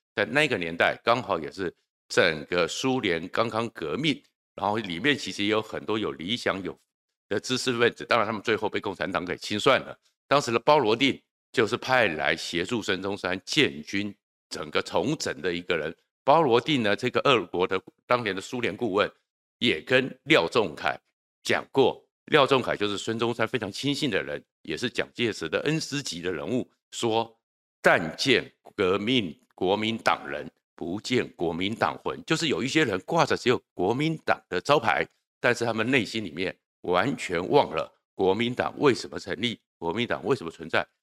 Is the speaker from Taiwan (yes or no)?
yes; Taiwan; 今天我们在台湾最大的担忧